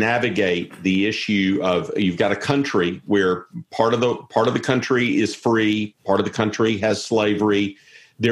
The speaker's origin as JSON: {"language": "English", "region": "South Carolina", "country": "United States", "tie": "born or raised there", "also_born_or_lived": "Edinburgh, Scotland / Jackson, Mississippi", "moved": "as an adult", "said": "I'm from South Carolina"}